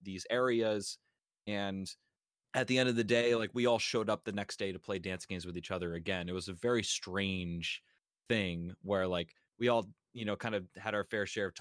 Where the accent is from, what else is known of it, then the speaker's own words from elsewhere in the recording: Northeast, United States; growing up in the Northeast